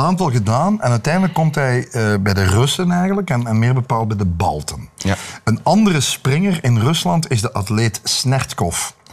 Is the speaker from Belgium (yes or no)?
yes; Belgium